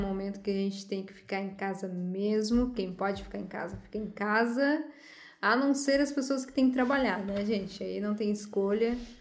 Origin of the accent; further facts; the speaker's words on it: Santo Ângelo, Rio Grande do Sul, Brazil; sou de Santo Ângelo